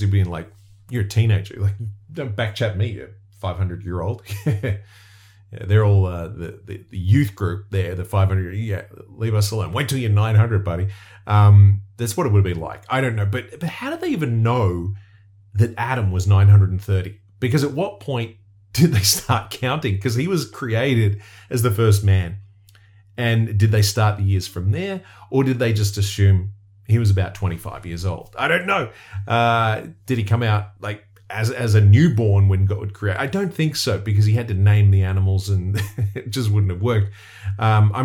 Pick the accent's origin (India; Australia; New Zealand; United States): Australia; I'm from somewhere where there's really dangerous creatures that could kill you